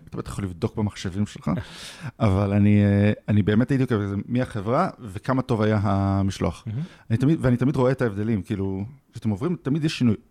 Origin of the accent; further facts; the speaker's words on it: Israel; אנחנו ישראלים